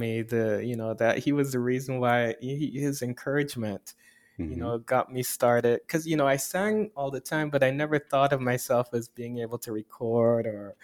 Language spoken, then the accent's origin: English; Guyana; now in United States; No, I grew up in Guyana. My parents are Guyanese